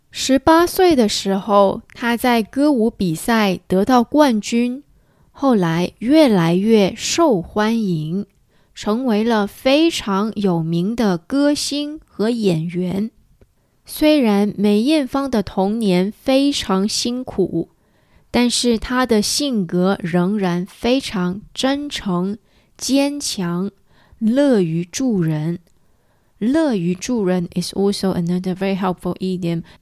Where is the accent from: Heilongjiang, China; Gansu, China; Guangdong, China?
Guangdong, China; 我是广东人，我也说广东话。小时候，我也常常听香港的音乐。